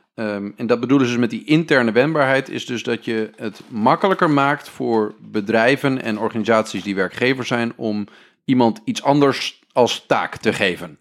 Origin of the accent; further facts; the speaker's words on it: northern Netherlands, Netherlands; wij komen allemaal uit Noord-Nederland.